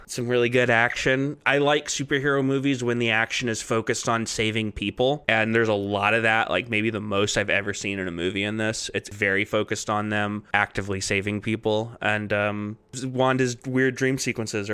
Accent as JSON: {"language": "English", "region": "Texas", "country": "United States", "moved": "yes", "said": "I'm from Texas originally"}